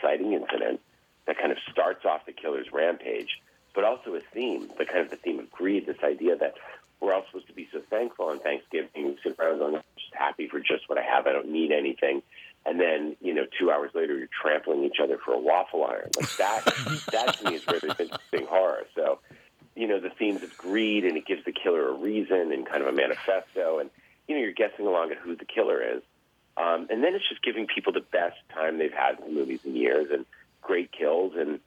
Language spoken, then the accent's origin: English; Massachusetts, United States; I grew up in Massachusetts